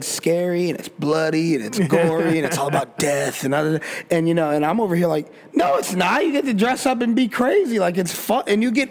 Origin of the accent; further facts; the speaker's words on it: Colorado, United States; We grew up in Colorado